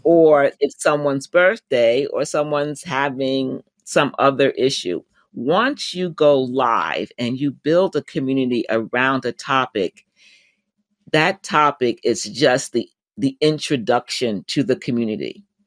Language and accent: English; United States; my home country, the U.S.